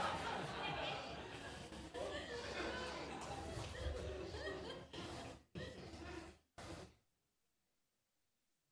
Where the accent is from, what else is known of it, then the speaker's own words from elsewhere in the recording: Texas, United States; accent: Texas twang; I'm from Texas, because I can translate using my Texas twang